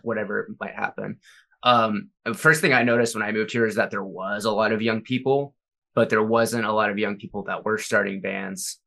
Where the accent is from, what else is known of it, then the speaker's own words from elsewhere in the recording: Jacksonville, Florida, United States; moved away as an adult; now in Minneapolis, United States; I'm from Jacksonville